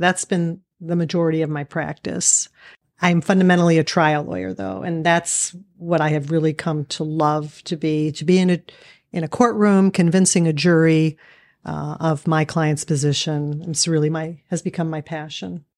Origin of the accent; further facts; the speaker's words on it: Erie, Pennsylvania, United States; moved away as an adult; also born or lived in Pittsburgh, Pennsylvania; now in Cleveland, United States; I grew up in Erie, Pennsylvania